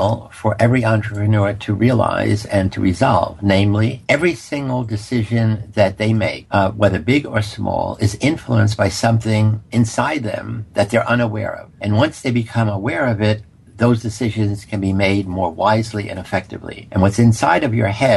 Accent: New York City, New York, United States; I grew up in poverty in the South Bronx

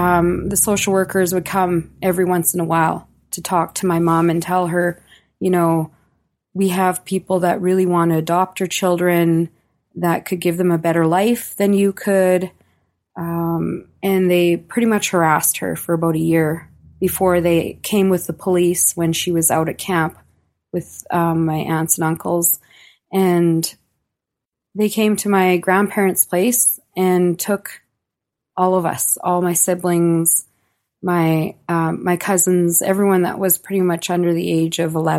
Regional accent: Yellowknife, Northwest Territories, Canada; born there; I was born in Yellowknife, Northwest Territories, okay, in 1976. And my family come from a long line of trappers.

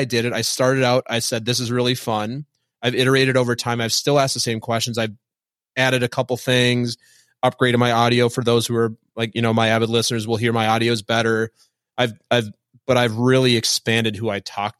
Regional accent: Minnesota, United States; I was raised Lutheran in Minnesota

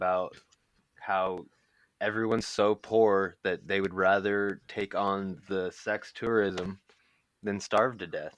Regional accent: United States; being an American

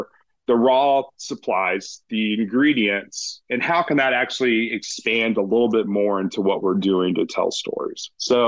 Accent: Knoxville, Tennessee, United States; moved away as an adult; now in Louisville, United States; So I grew up in Knoxville, Tennessee. So, that area of the mountains has always been pure to my heart.

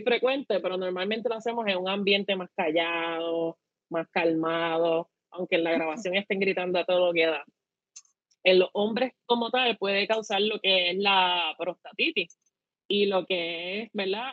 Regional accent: Puerto Rico; como buenos boricuas

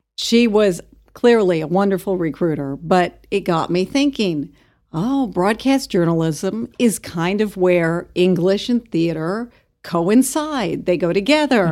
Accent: Albuquerque, New Mexico, United States; moved away as an adult; also born or lived in California / Stanford, California / Lawrence, Kansas / Roswell, New Mexico; now in Amarillo, United States; I was actually born in California, but I grew up in Albuquerque

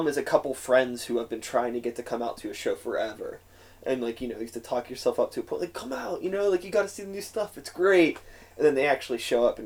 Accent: Pittsburgh, Pennsylvania, United States; also born or lived in Wilkinsburg; I grew up here in Pittsburgh

